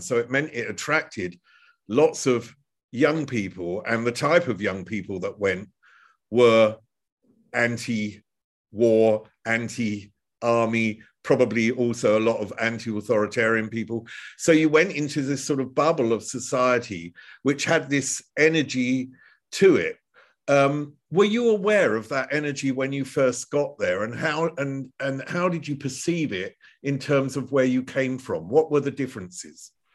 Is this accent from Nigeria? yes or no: no; United Kingdom; now in Germany; we're both British, originally.